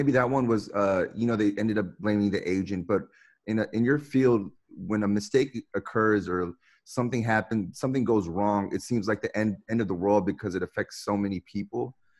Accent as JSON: {"language": "English", "country": "India", "said": "I'm Indian as well."}